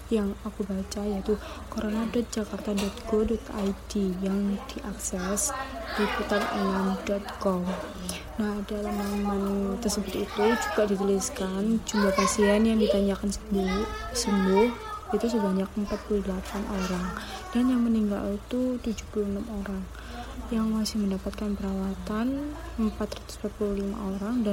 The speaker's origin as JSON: {"language": "Indonesian", "town": "Surabaya", "region": "East Java", "country": "Indonesia", "tie": "born or raised there", "said": "Eh, uh, saya asli Surabaya. Saya dari Universitas Dinamika."}